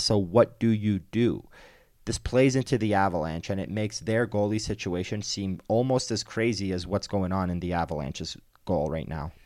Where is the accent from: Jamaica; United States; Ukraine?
United States; East Coast; moved away; I'm from the East Coast